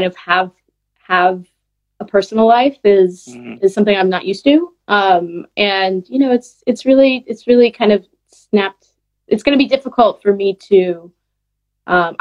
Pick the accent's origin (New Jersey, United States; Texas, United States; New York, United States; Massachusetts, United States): Massachusetts, United States; Boston; moved away; I grew up in Boston